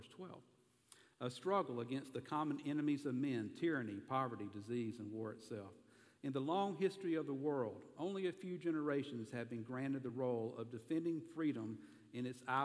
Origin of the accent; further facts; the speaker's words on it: the South, United States; accent: southern; my southern accent